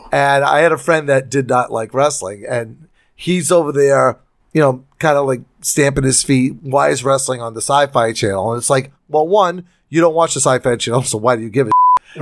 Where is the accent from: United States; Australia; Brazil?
United States; I don't speak French 'cause I'm an American